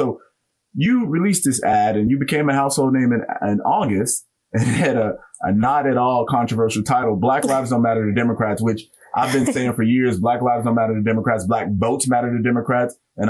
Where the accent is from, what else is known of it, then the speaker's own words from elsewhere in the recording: Chicago, Illinois, United States; my hometown of Chicago